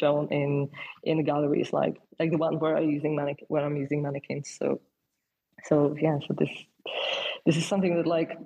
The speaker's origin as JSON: {"language": "English", "town": "Częstochowa", "region": "Silesian Voivodeship", "country": "Poland", "tie": "born or raised there", "also_born_or_lived": "Warsaw, Poland", "second_language": "English", "moved": "as an adult", "lives_now": "London, United Kingdom", "said": "I grew up in Poland, in this city called Częstochowa, which is like a little bit above the Silesia, but it's not a part of this."}